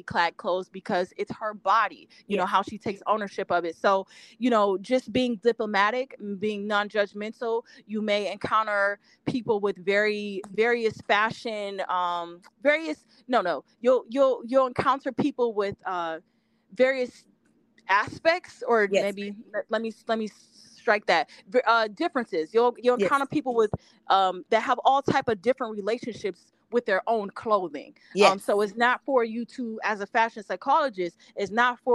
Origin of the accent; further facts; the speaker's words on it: Ohio, United States; moved away; my hometown, Ohio